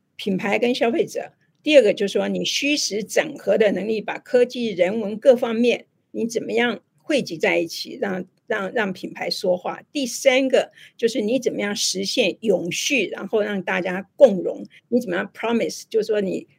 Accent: Tainan, Taiwan; 我台南人呐

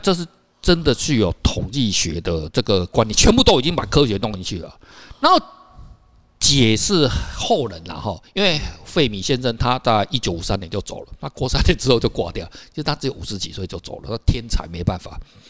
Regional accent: Taiwan; 就跟我们早期我们台湾的呃，我们为什么从福建过来？

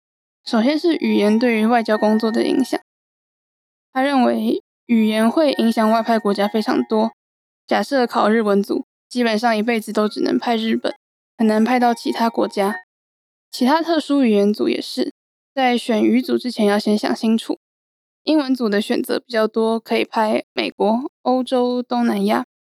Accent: Taiwan; 我们来自台湾，代表台湾政府

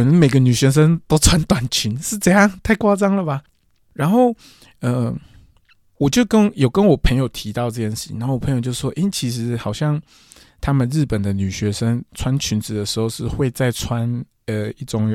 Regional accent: Taiwan; also born or lived in Kyushu, Japan; 我是台湾人

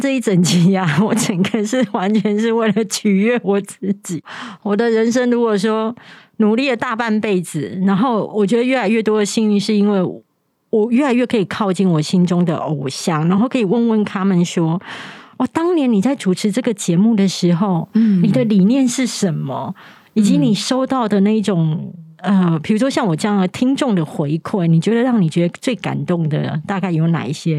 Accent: Taiwan; accent: Taiwanese Mandarin; 他们也会觉得我的声音太台湾国语，甚至有很多的那个卷舌音都发不出来。

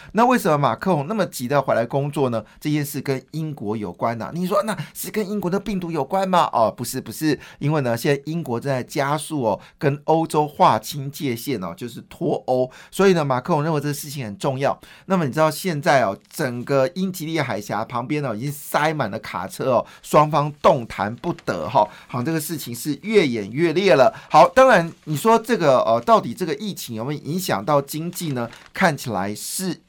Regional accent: Taiwan; 我们台湾人

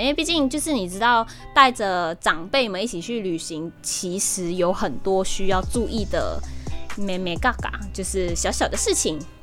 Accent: Sabah, Malaysia; also born or lived in Taiwan; 我们是马来西亚的东马人沙巴

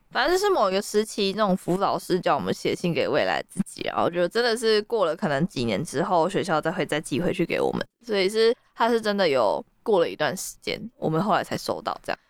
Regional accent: Taiwan; 身为一个台湾人

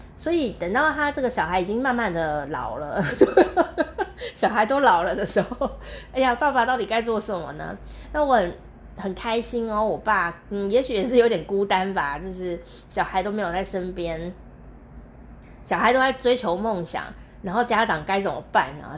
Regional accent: Taichung, Taiwan; now in Kaohsiung, Taiwan; 我从台湾的中部，呃，的地方，开开开，开了三小时

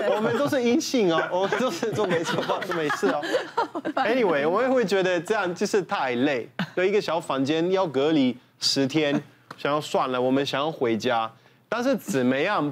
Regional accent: Italy; now in Taiwan; 我们意大利人会怕

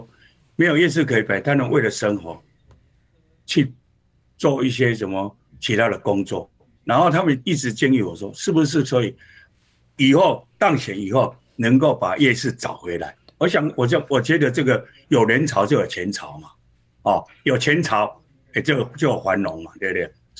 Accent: Hsinchu, Taiwan; 我想我我们提名以后，我对自己就要求我我们新竹人是很善良的，我们应该要怎么做让市民有感受？

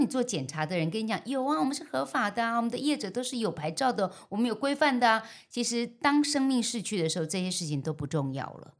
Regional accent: Keelung, Taiwan; 我从小在基隆的万木山附近长大嗯哼。阮家那叫做流龙头啊，流浪头

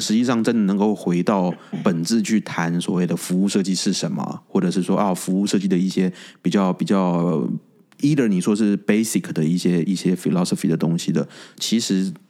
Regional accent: Taiwan; 我是台湾人

